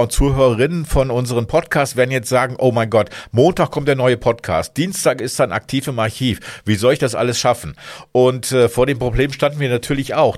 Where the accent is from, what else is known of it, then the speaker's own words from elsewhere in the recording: Hameln, Lower Saxony, Germany; moved away; in meiner Heimat Hameln